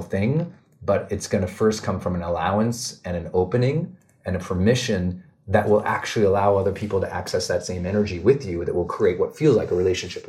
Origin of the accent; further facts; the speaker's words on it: Montana, United States; I'm from Montana. We're outdoor people